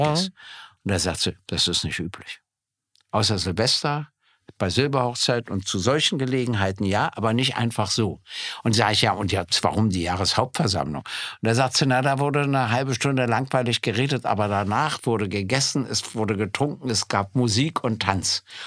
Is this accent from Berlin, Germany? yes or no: yes; Berlin, Germany; ich bin ja nur in Berlin geboren worden und äh, in Berlin aufgewachsen und äh, bin natürlich ein Ur-Berliner